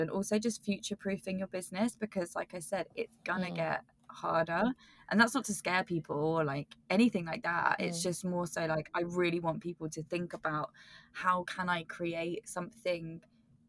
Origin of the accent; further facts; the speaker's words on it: United Kingdom; accent: British; now in London, United Kingdom; my croaky British accent